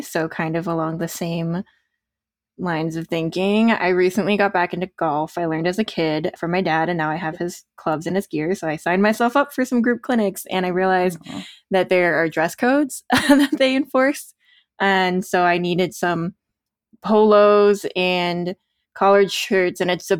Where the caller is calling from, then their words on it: Denver, Colorado, United States; I'm recording from Denver, Colorado.